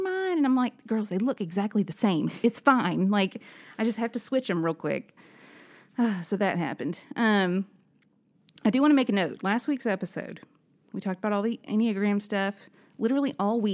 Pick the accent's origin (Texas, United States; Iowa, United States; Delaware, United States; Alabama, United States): Alabama, United States; Birmingham; I'm from Birmingham